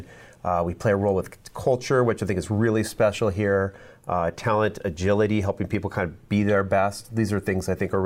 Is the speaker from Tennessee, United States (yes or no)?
no; Omaha, Nebraska, United States; also born or lived in Colorado; I'm from Omaha. I lived in Colorado for about 6 years